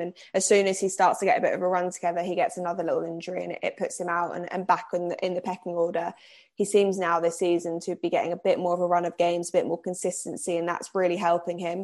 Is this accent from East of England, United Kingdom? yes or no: yes; Cambridge, East of England, United Kingdom; moved away